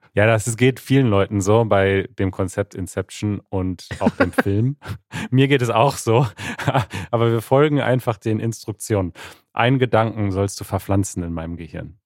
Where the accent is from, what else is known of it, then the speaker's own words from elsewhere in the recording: United States; German is a second language; ich komme aus den USA